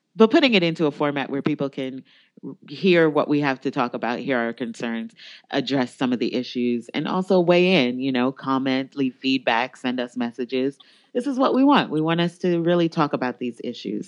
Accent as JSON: {"language": "English", "country": "United States", "said": "I'm an American"}